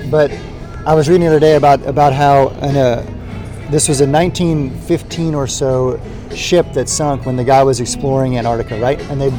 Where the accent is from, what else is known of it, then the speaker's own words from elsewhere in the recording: United States; that you and I experienced growing up in America